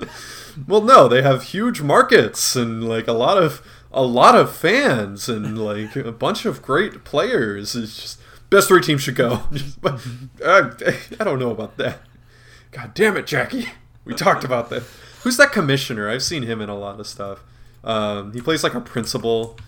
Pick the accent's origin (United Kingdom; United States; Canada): United States; Madison, Wisconsin; I was the only one from the Madison area